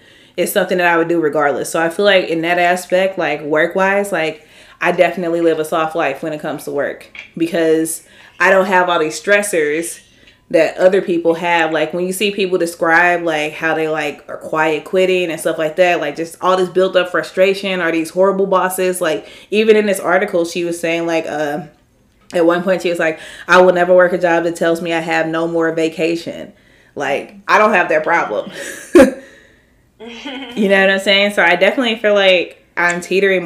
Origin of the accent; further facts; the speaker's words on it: St. Louis, Missouri, United States; I grew up in St. Louis